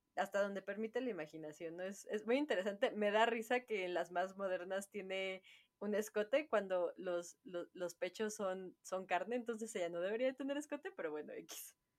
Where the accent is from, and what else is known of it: Mexico